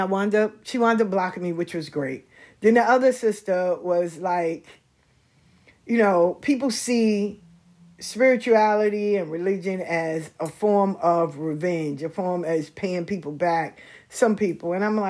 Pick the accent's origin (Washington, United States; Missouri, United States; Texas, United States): Missouri, United States; I'm from Missouri. I'm in the show me state. You gotta show me.